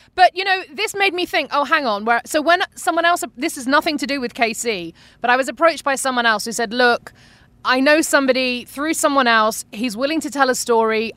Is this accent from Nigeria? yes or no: no; United Kingdom; accent: UK; moved away as an adult; now in Arizona, United States; I'm from Britain.